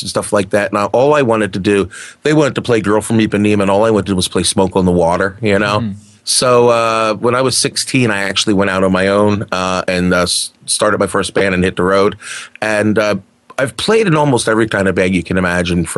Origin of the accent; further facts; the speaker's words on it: New Jersey, United States; moved away as an adult; now in Wisconsin, United States; I'm originally from the East Coast of the United States of America, from the New Jersey area.